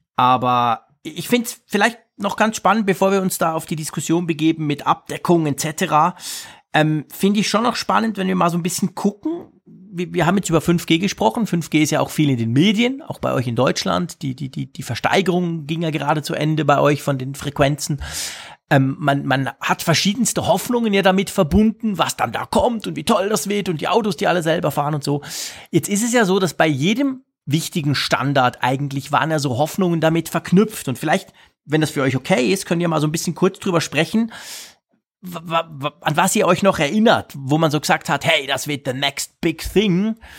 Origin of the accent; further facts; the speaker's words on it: Switzerland; bei uns in der Schweiz